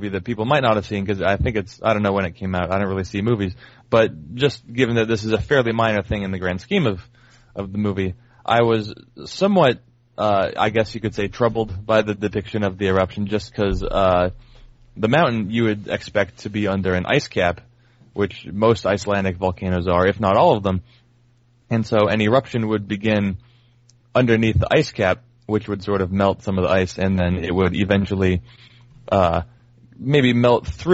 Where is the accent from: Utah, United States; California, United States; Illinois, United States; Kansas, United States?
California, United States; now in Portland, United States; I'm from California